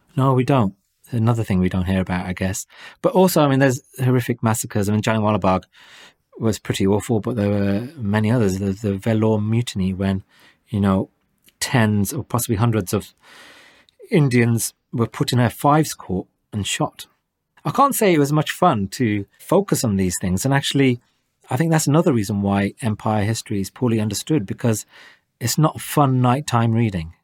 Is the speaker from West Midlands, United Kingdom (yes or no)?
yes; Wolverhampton, West Midlands, United Kingdom; In Wolverhampton, my hometown